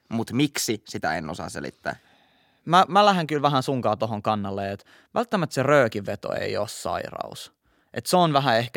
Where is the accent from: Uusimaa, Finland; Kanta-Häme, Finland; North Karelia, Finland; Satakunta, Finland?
Uusimaa, Finland; Helsinki; Mä oon kasvanut Itä-Helsingissä Kontulassa, mikä on tilastollisesti yksi varmaan Helsingin niin kuin, vaikeimpia alueita tällaisessa päihteiden väärinkäytössä